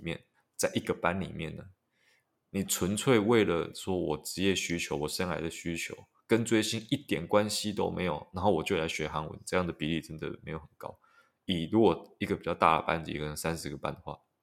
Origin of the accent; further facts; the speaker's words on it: Taiwan; 如果你是台湾人的话，第一个学的外语应该都是英文的，就是撇除母语之外，应该都是英文